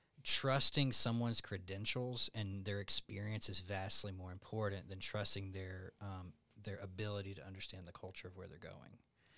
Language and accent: English; Alabama, United States; now in Tucson, United States; I'm from Alabama.